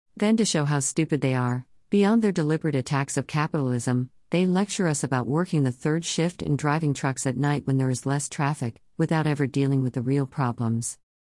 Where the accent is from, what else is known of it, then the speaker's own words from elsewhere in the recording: United States; As an American